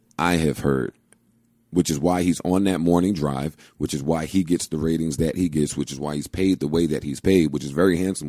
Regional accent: United States; also born or lived in New Jersey; I am from New York.

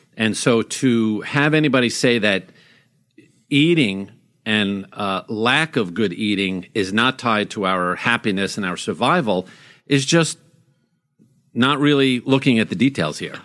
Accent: Long Island, New York, United States; moved away; when I was a kid growing up on Long Island

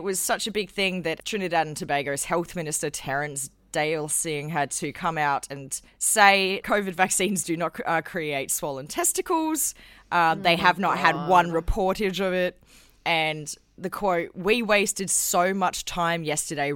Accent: South Australia, Australia; My home state's claim to fame

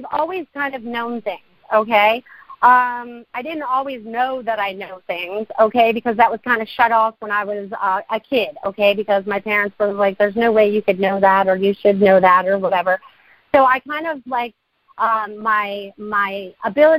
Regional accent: Maine, United States; also born or lived in Connecticut; now in Sarasota, United States; I was born in Connecticut, and I was pretty much raised in Maine before I found Sarasota to be my home

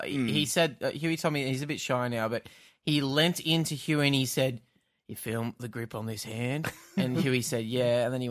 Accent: Australia; We're actually from Australia.

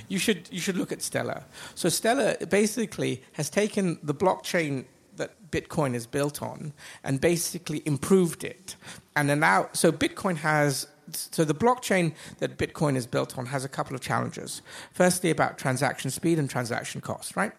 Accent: Dubai, United Arab Emirates; also born or lived in England / United States / Asia; I grew up in Dubai. Uh, my family has been here now 40 years, 42 years. So I went to school here.

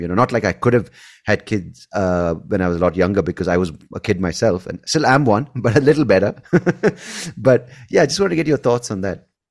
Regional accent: India; also born or lived in Bangalore; we're all Indian

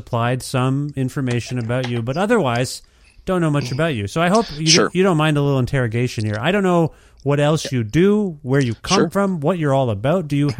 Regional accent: Canada; I'm Canadian.

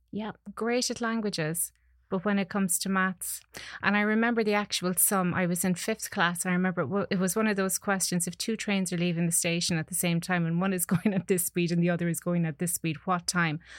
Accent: Connacht, Ireland; growing up in Ireland

